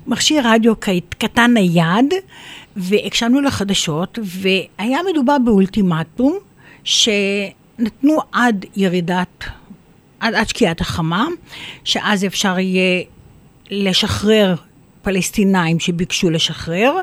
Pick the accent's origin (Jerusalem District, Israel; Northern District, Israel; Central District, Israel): Northern District, Israel; Biriya; also born or lived in Safed; אני ילידת uh, ביריה